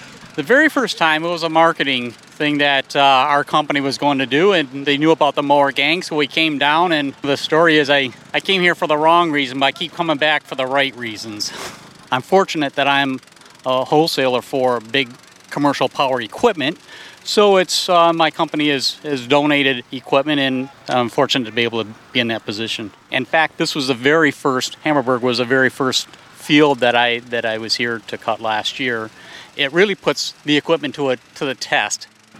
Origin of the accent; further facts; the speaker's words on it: Beverly Hills, Michigan, United States; I am from Metro Detroit. I come from Beverly Hills.